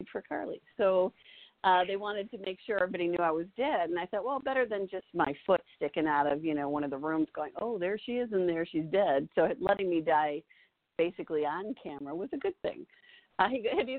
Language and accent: English; Chicago, Illinois, United States; moved away; I'm from Chicago, so I have a lot of family in Chicago